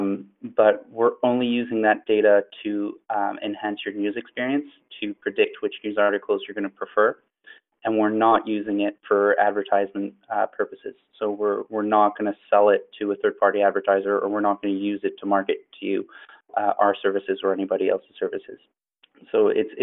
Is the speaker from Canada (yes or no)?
yes; Montreal, Quebec, Canada; I'm from Montreal, Canada.